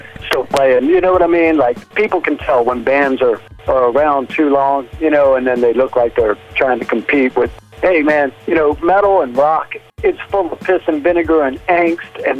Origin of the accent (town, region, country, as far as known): Chicago, Illinois, United States; born or raised there